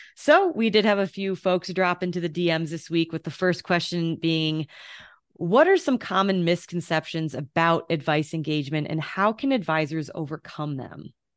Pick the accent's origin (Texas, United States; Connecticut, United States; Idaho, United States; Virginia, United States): Connecticut, United States; now in Denver, United States; we're both from Connecticut, you know, and I, and now that I live in Denver